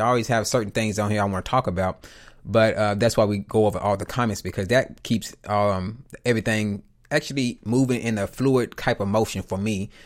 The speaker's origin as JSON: {"language": "English", "region": "the South", "country": "United States", "tie": "born or raised there", "said": "I'm from the South, a little, well, I was raised in the South"}